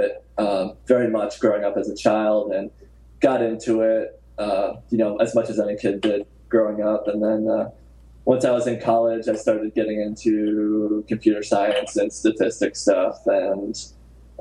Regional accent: Southern Connecticut, United States; I grew up in Southern Connecticut

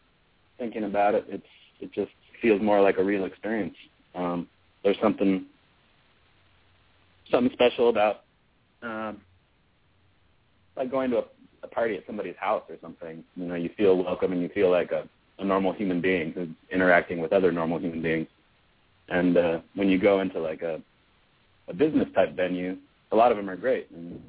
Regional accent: United States; I think country is a very American form, probably, and we're American boys.

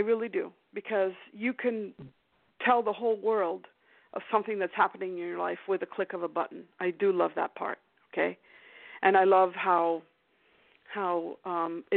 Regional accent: Canada; moved away; I was born in Canada

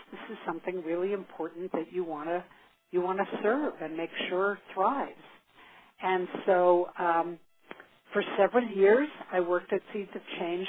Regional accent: New York City, New York, United States; I grew up in New York City, uh, the daughter of two artists

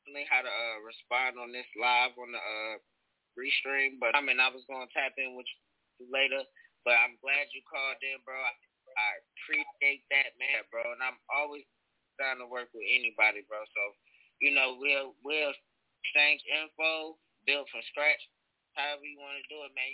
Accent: North New Jersey, United States; now in Charlotte, United States; I'm from North New Jersey

